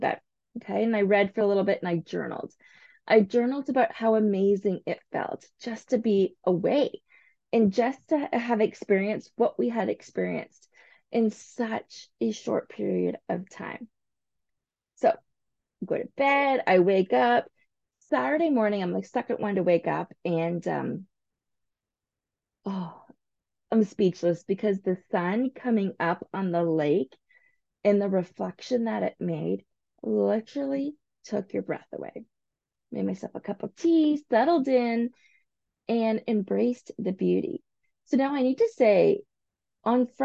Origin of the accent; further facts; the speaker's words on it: St. Thomas, Ontario, Canada; I grew up in St. Thomas